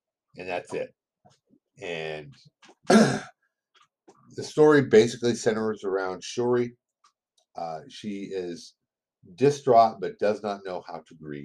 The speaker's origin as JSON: {"language": "English", "country": "United States", "accent": "American English", "first_language": "English", "said": "I was raised on English. I was raised on American English."}